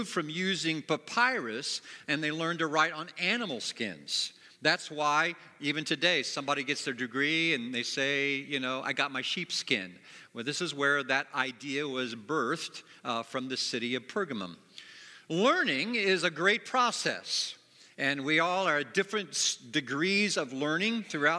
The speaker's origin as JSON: {"language": "English", "town": "Springfield", "region": "Ohio", "country": "United States", "tie": "born or raised there", "also_born_or_lived": "Plainfield, Indiana", "moved": "as an adult", "lives_now": "Indiana, United States", "said": "I'm from Springfield, Ohio. It's where I grew up."}